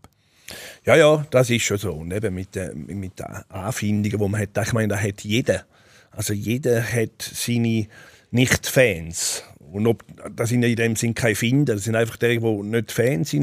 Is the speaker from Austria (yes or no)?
no; Switzerland; Ich bin auch hier groß geworden